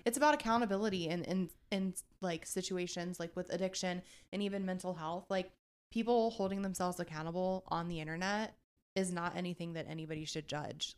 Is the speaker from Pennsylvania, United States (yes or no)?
no; Eaton, Ohio, United States; I'm from Eaton, Ohio